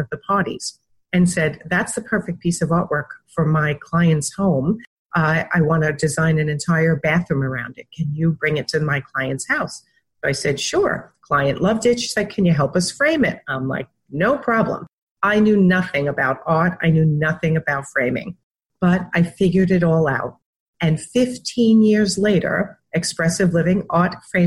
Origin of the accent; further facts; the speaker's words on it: New York, United States; also born or lived in Wantagh, Long Island; I was raised in New York